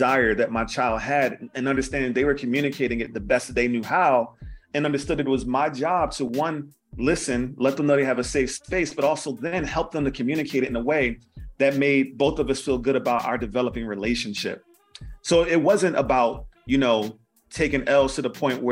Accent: Philadelphia, Pennsylvania, United States; I grew up in West Philly

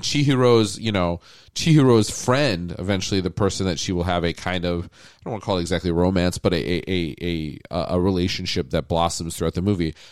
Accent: United States; I grew up on Disney animation, just like every American kid

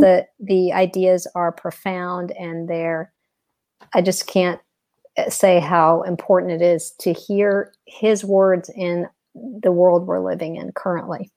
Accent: Texas, United States; now in Atlanta, United States; I've been in Atlanta for like 20 years, but I'm originally from Texas

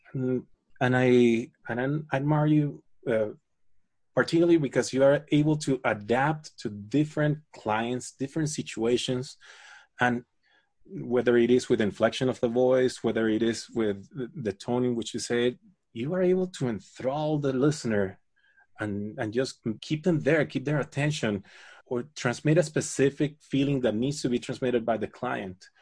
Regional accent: Caracas, Capital District, Venezuela; I grew up in Caracas

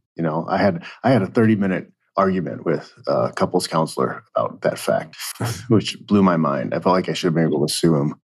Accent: Indiana, United States; I grew up in Indiana

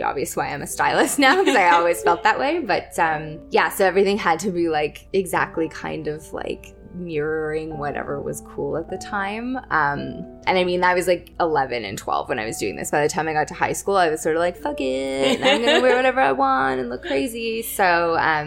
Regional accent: Toronto, Ontario, Canada; I grew up in Scarborough

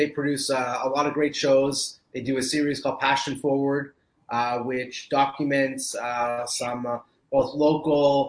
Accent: Canada; I am Canadian

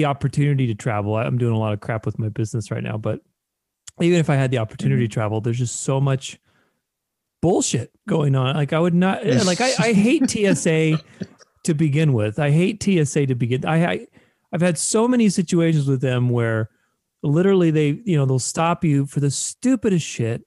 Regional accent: Romania; now in Arizona, United States; I was born in Romania in Europe, but I've been here in the United States for, must have been 30 years now since 1990.

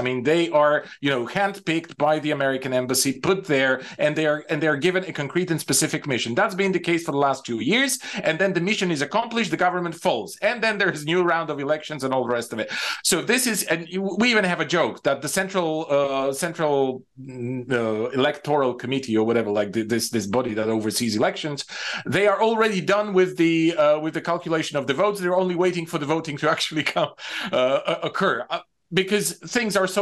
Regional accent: Bulgaria; moved away; I'm mostly Bulgarian

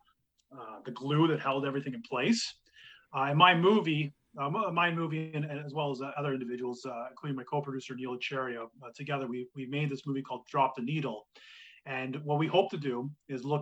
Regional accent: Kingston, Ontario, Canada; When I grew up in Kingston

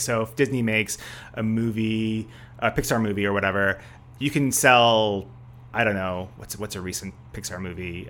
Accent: Canada; also born or lived in Armenia; now in Beijing, China; I'm Canadian

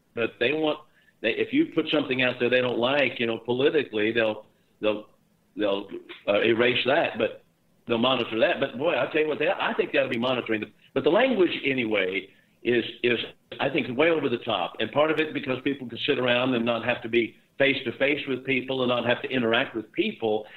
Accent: Texas, United States; my home state where I am now in Texas

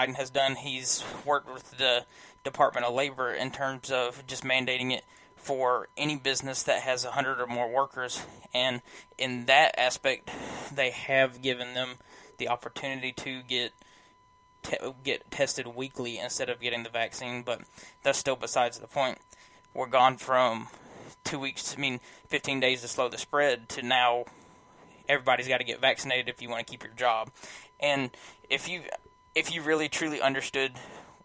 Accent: United States; as an American

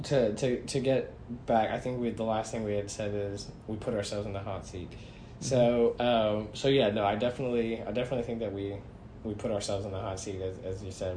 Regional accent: United States; we as American citizens

